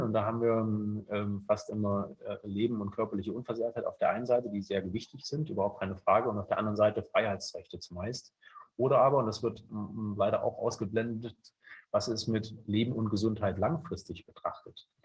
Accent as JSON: {"language": "German", "area": "near Leipzig", "region": "Saxony", "country": "Germany", "tie": "born or raised there", "also_born_or_lived": "Bayreuth", "moved": "as an adult", "said": "bin in der Nähe von Leipzig geboren, habe dort Jura studiert"}